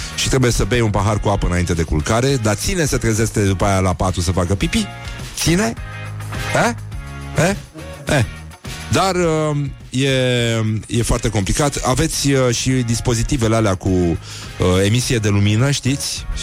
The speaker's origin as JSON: {"language": "Romanian", "country": "Romania", "said": "noi ca români"}